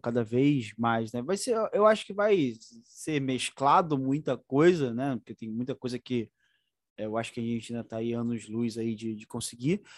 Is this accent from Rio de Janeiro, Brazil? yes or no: yes; Duque de Caxias, Rio de Janeiro, Brazil; Eu sou de Caxias mesmo